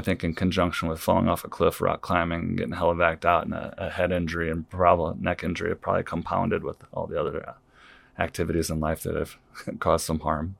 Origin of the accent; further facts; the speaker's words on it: Saint Louis area, Illinois side, United States; moved away as an adult; also born or lived in North Liberty, Iowa; now in Iowa, United States; from the Saint Louis area on the Illinois side originally